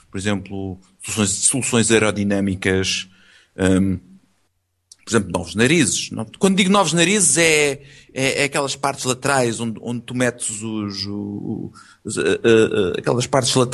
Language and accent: Portuguese; Italy; Portuguese is a second language; Eu sou italiano. Eu parlo com a mani.